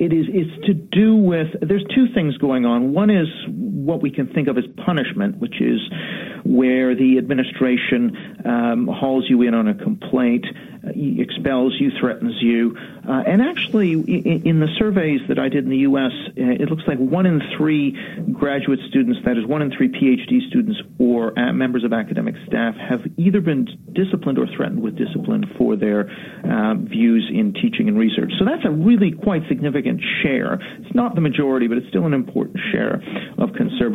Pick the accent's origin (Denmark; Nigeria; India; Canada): Canada; now in London, United Kingdom; I'm Canadian, though, so I'm sorry to disappoint you with the accent